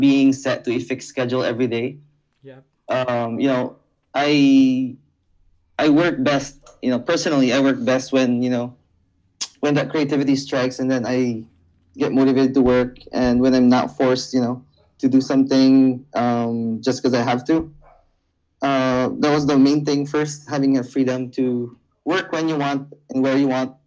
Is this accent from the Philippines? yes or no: yes; Iloilo City, Western Visayas, Philippines; I am from Iloilo City, Philippines